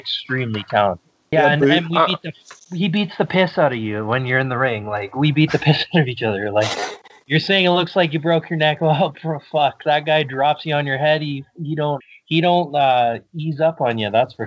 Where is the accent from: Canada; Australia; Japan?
Canada; Manitoba; where I grew up in Manitoba was like a town of 40 people